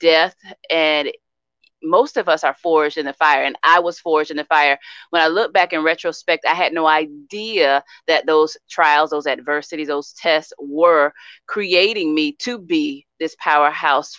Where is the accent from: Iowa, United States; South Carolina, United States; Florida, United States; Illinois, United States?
Florida, United States; Sarasota; moved away as an adult; now in Tallahassee, United States; I'm from Sarasota, Florida.